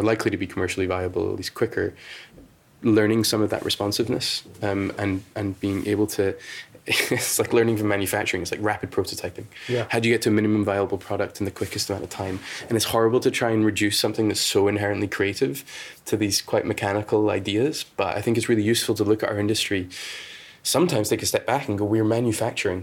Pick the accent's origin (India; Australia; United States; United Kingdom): United Kingdom; we tend to take our time in the UK